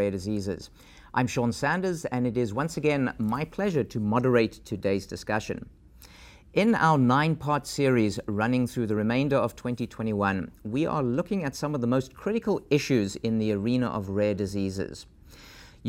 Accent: South Africa; moved away; my home country of South Africa

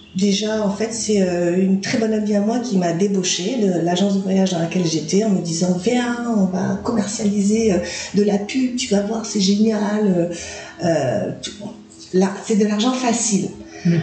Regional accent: Nouméa, South Province, New Caledonia; moved away as an adult; also born or lived in Australia; now in Nicaragua; j'ai vécu que à Nouméa en fait, euh, ben, chez mes parents. Dans mon enfance, mon enfance à Calédonie

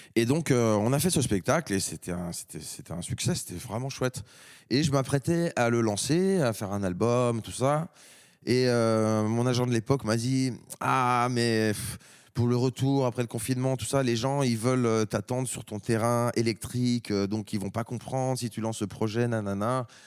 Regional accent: France; en tant que Français

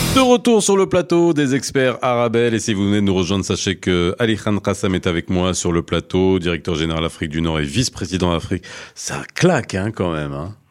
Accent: Morocco; je suis marocain

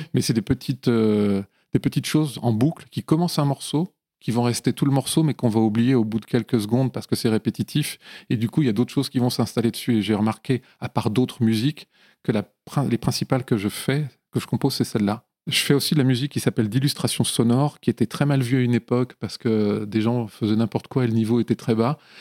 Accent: Lyon, Auvergne-Rhône-Alpes, France; now in Paris, France; Je viens de, Lyon et des environs de Lyon

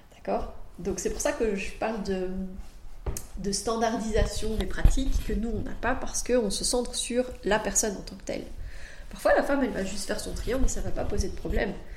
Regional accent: France; now in Belgium; moi je suis française, donc euh, je sais que je pratique en Belgique, mais je suis française

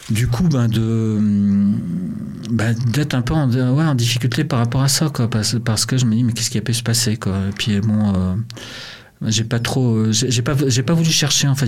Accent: Montreal, Quebec, Canada; born there; au Canada là où je suis né à Montréal

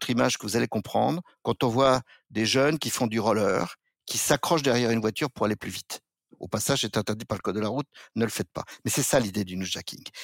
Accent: France; Je suis pas sujet de la couronne britannique, je suis français, je ne suis que français

